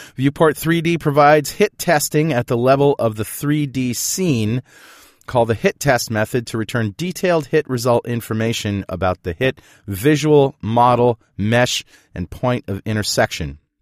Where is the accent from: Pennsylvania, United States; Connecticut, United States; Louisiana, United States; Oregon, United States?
Connecticut, United States; New London; my hometown, New London, Connecticut